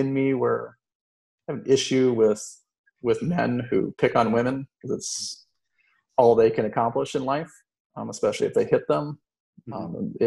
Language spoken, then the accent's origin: English; Florida, United States; growing up in Florida